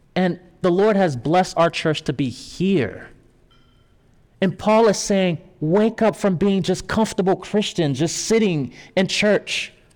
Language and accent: English; Haiti; moved away; me, coming from Haiti, I was born in Haiti